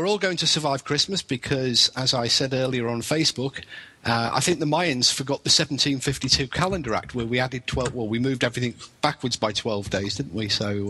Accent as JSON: {"language": "English", "area": "near Liverpool", "region": "North West England", "country": "United Kingdom", "moved": "yes", "lives_now": "Wales, United Kingdom", "said": "Originally near Liverpool, home of …."}